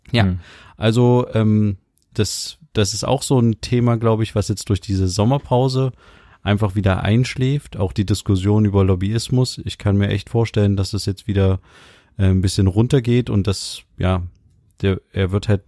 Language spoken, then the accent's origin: German; Mecklenburg-Vorpommern, Germany; Nach dem Ende der Sitzungszeit habe ich mir in meiner Heimat Mecklenburg-Vorpommern im Fischland und auf dem Dars viele Gedanken gemacht.